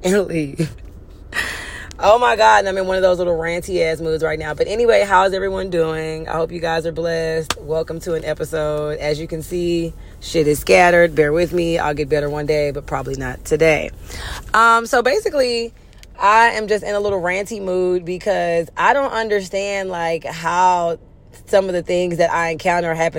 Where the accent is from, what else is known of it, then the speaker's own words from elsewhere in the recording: Houston, Texas, United States; now in Los Angeles, United States; I'm from Houston.